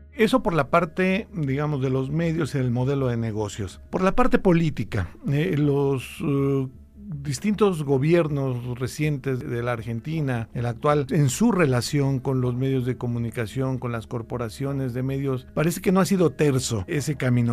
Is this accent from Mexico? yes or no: yes; Mexico; México, en mi país